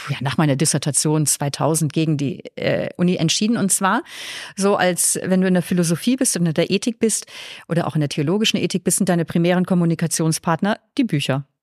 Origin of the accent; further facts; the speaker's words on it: Northern Germany, Germany; now in Vienna, Austria; Man hört mein Mundwerk an, ich komme aus Deutschland, habe ich vorhin eh gesagt